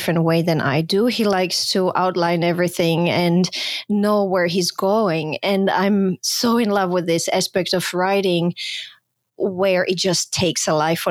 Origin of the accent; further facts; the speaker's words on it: Croatia; now in United States; I was born in Croatia.